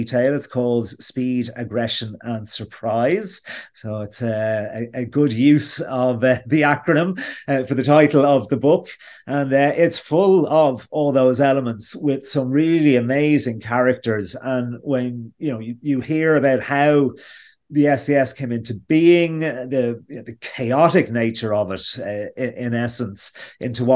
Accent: Ireland; being Irish

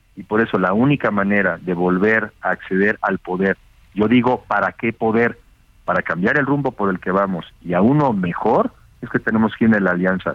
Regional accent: Mexico; como mexicanos

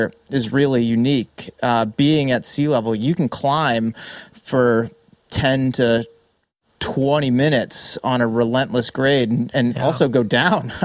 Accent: Massachusetts, United States; moved away as an adult; also born or lived in San Diego; now in San Francisco Bay Area, United States; I spent pretty much my entire life in Massachusetts, first 28 years of it on the East Coast

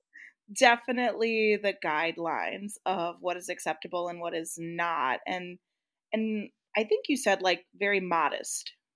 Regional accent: Midwest, United States; I grew up in the Midwest

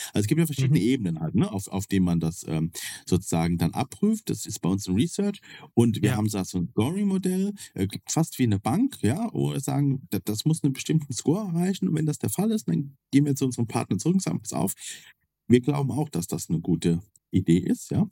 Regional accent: Kaiserslautern, Rhineland-Palatinate, Germany; also ich komme ja aus Kaiserslautern, das ist ja so ein nettes Örtchen mit plus minus 100.000 Einwohnern.

